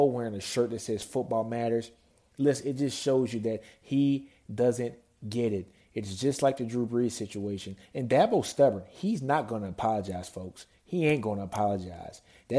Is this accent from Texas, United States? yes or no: no; Shreveport, Louisiana, United States; I'm from Shreveport, Louisiana.